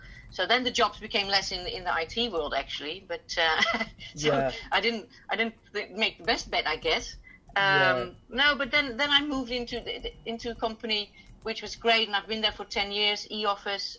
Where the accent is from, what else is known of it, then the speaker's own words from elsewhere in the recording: Hoofddorp, North Holland, Netherlands; I grew up in Hoofddorp